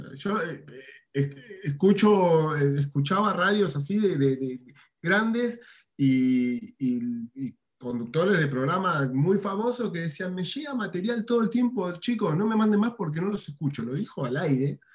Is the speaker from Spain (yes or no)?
no; Buenos Aires, Argentina; moved away as an adult; now in Merlo, Argentina; yo soy nacido en Buenos Aires, tuve mis bandas allá, pero en el 2013 me vine a vivir acá a la provincia de San Luis, a Merlo